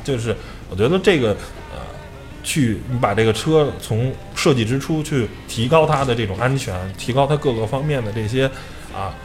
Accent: China; 我们中国人可能是比较懂变通

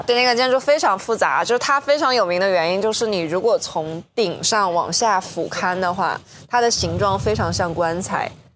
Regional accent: northern China, China; 我是北方人

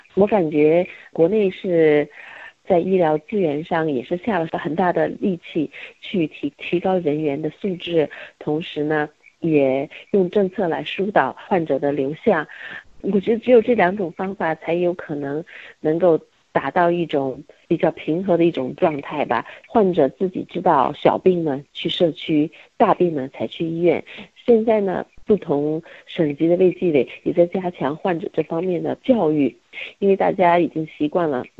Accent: Beijing, China; moved away as an adult; now in United States; 我是从北京出生的，一九九四年来到美国，当时我是在国内学英文的

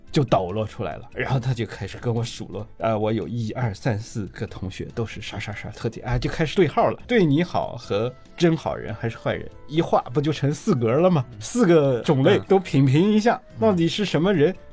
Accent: China; 我们中国人生活当中的这种宗教场景

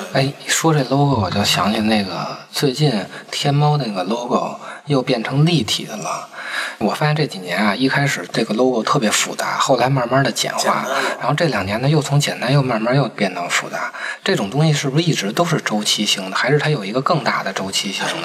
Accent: China; 因为咱们是中国人

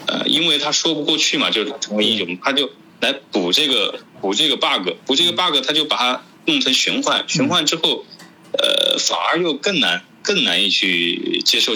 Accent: China; 我是中国人

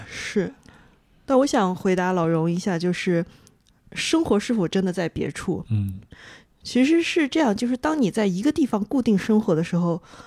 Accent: China; 我们中国人

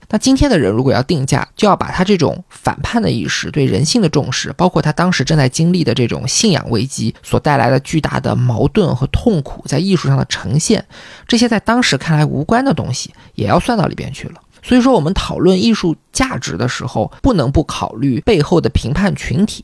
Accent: China; 我们中国人

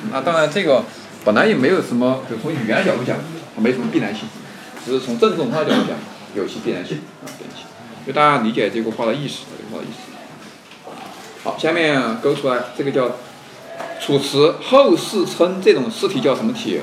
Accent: Sichuan, China; 我们四川也会方言吗

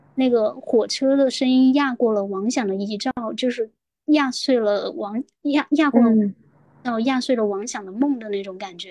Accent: Guangdong, China; 我是广东人嘛

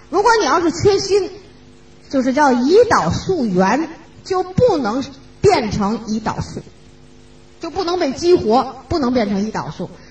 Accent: China; 我们中国人

